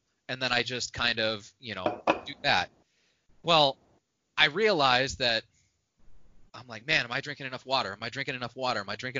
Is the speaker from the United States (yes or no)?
yes; Indiana, United States; Like, I grew up in Indiana, northwest Indiana